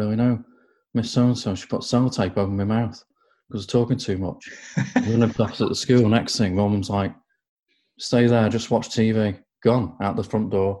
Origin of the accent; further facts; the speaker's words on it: Nantwich, North West England, United Kingdom; born in Nantwich